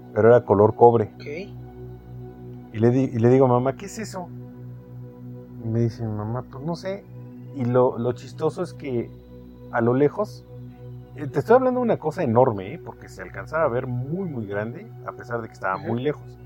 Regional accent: Mexico; nosotros los mexicanos

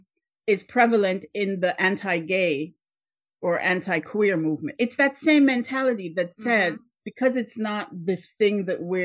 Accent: Jamaica; moved away as an adult; now in United States; I was born in Jamaica.

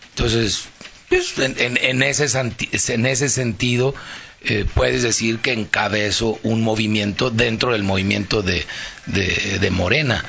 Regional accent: León, Guanajuato, Mexico; yo soy de León y aquí, aquí hago mi vida y aquí fui criado

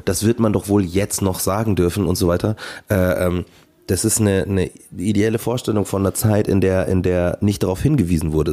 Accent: Markt Schwaben, Bavaria, Germany; ich komme aus Markt Schwaben

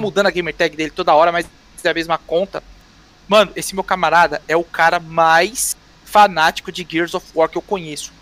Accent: São Paulo, Brazil; also born or lived in Almeirim, Pará; Eu sou daqui do Capão

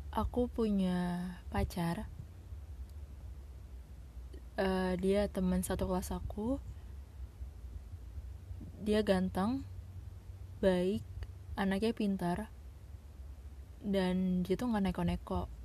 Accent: Sulawesi, Indonesia; kebetulan aku anak Sulawesi asli dan dia perantau dari Jakarta

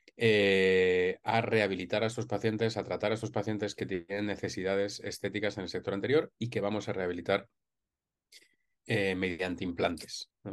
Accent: Madrid, Community of Madrid, Spain; yo soy de Madrid y estudié aquí odontología hace ya casi 20 años

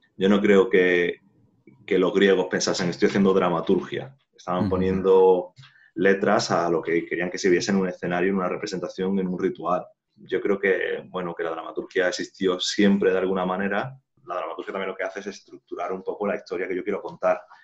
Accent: Jaén, Andalusia, Spain; yo soy de Jaén, de Andalucía

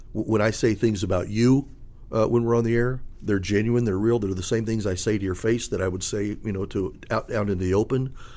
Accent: Indianapolis, Indiana, United States; I'm from Indianapolis

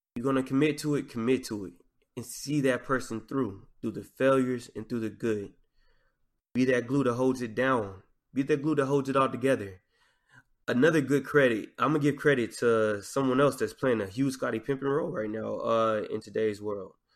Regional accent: Arkansas, United States; accent: Southern drawl; especially growing up in Arkansas, because in Arkansas, you learn how to talk trash at an early age.

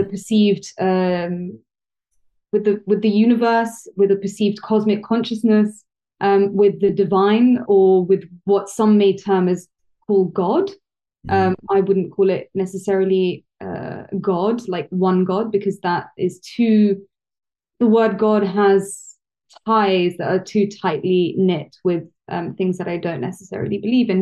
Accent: London, United Kingdom; I'm half Italian, half French, uh, born and raised in London, so I'm a Londoner

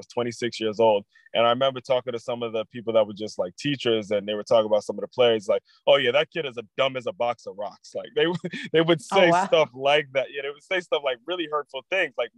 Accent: Maryland, United States; I'm from Maryland

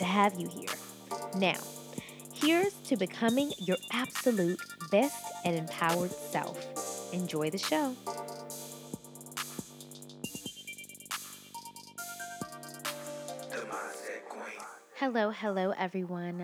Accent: Picayune, Mississippi, United States; I am originally from Picayune, Mississippi, and it is a very small town, like really, really small. And I grew up in a two-parent household

